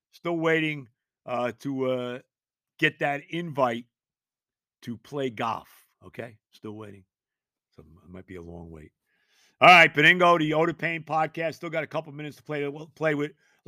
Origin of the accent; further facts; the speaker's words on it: United States; Thank God I was born here.